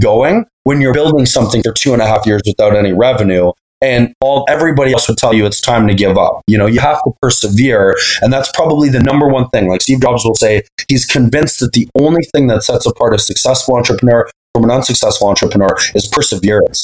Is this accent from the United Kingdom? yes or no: no; Canada